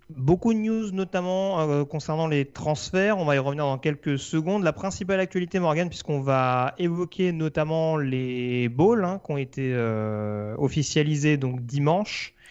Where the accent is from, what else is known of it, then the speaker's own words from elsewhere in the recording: France; accent: French; mon accent français